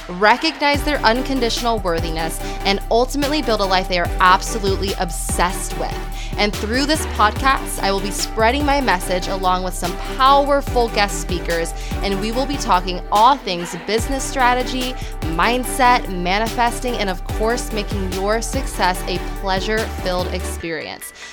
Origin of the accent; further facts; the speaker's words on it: California, United States; both Cali girls.